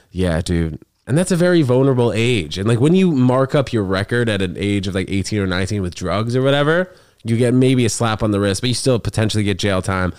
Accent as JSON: {"language": "English", "town": "New York City", "region": "New York", "country": "United States", "tie": "born or raised there", "also_born_or_lived": "New Jersey", "said": "I'm from here, dude, New York City. I was, uh, born and raised here."}